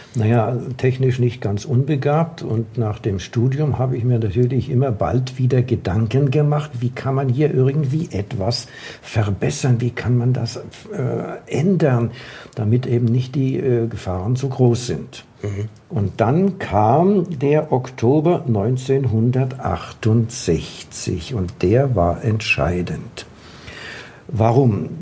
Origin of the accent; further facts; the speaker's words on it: Frankfurt, Hesse, Germany; moved away as an adult; also born or lived in Wrocław (Breslau), Poland; now in Munich, Germany; bin ich ja in Breslau geboren, übersiedelt nach dem Krieg nach Frankfurt in den Taunus dort und habe dort angefangen mit dem Klettern